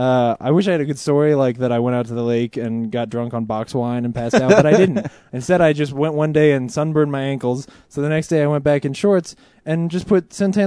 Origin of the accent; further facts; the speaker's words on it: Cincinnati, Ohio, United States; I'm from Cincinnati.